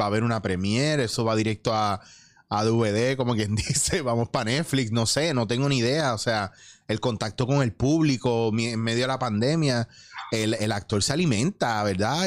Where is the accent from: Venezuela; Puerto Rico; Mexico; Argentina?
Puerto Rico; esto es lo que yo peleo mucho en mi país